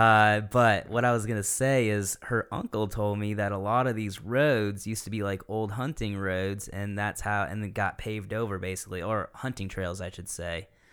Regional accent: Michigan, United States; moved away as an adult; now in Greenville County, United States; I'm originally from Michigan

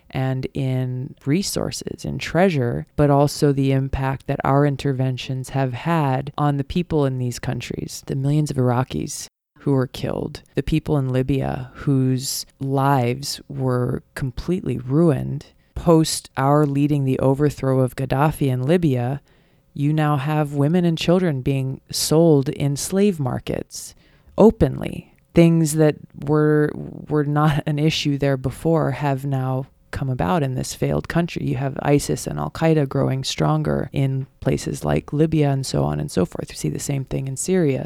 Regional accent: Hawaii, United States; Growing up in Hawaii

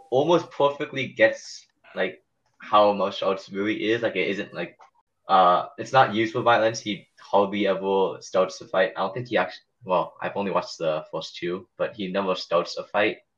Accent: South Korea; I came from Korea

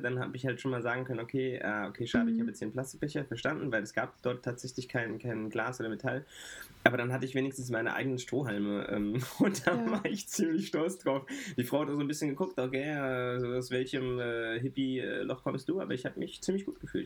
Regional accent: Frankfurt, Hesse, Germany; Ich bin groß geworden in Sossenheim. Sossenheim ist ein Stadtteil von Frankfurt

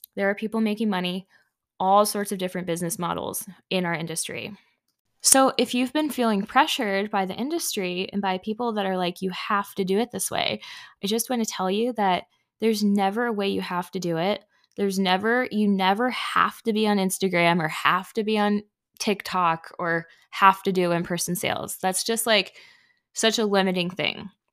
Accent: Indiana, United States; also born or lived in Canada; I was born in Canada, but I've lived here in Indiana for most of my life. I was raised in Indiana

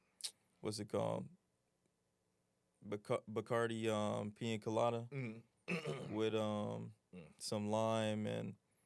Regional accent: Lithonia, Georgia, United States; I'm from Lithonia, Georgia. 26 years young.

